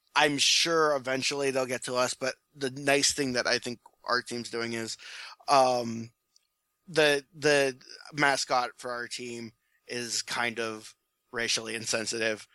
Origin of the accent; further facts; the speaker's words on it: Ohio, United States; my home state